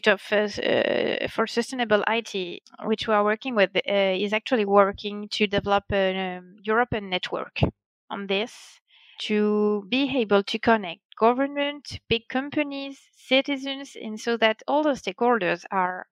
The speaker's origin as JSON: {"language": "English", "country": "France"}